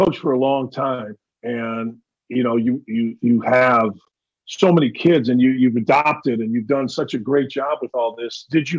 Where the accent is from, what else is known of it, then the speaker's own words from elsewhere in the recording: Gary, Indiana, United States; growing up in Gary, Indiana